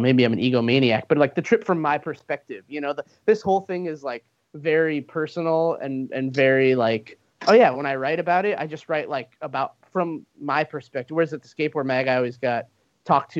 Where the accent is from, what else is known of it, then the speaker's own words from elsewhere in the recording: Arizona, United States; also born or lived in Southern California; growing up in Arizona and spending a lot of time in Southern California